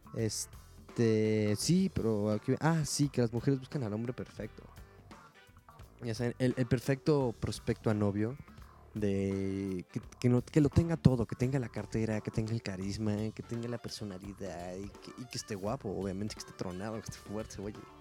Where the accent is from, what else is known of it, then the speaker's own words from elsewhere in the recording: Mexico; Es lo que nos toca hacer a los mexicanos. Somos chingones